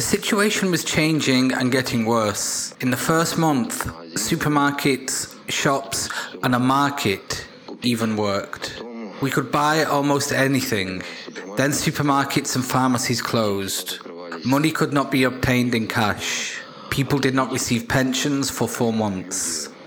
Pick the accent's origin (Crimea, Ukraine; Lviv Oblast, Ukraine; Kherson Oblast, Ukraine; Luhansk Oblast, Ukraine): Luhansk Oblast, Ukraine; Lysychansk; moved away; I am from Lysychansk.